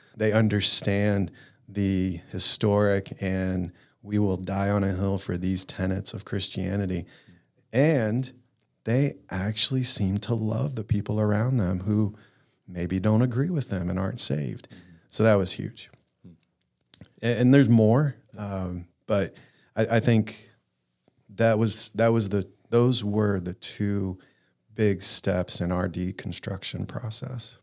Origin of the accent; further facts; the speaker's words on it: the Bible Belt, United States; growing up in the Bible Belt